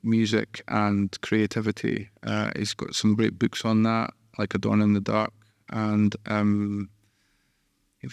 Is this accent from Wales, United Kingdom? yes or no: no; Musselburgh, Scotland, United Kingdom; I grew up in Musselburgh, which is just a kick of the ball away from Edinburgh